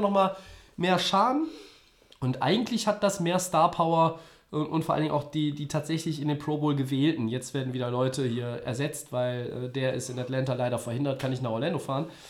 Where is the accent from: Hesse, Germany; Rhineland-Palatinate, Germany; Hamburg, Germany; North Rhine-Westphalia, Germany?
North Rhine-Westphalia, Germany; Düsseldorf; Als Düsseldorfer könnte ich